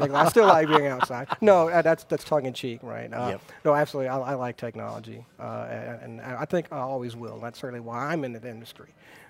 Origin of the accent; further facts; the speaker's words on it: Baton Rouge, Louisiana, United States; also born or lived in Texas; I'm originally from the Baton Rouge area. I grew up in Baton Rouge